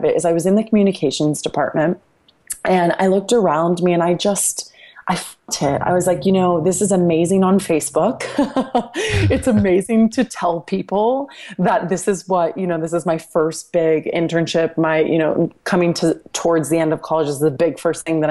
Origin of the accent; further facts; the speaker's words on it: Dallas, Texas, United States; landed at Fox Sports Southwest in Dallas, which is my hometown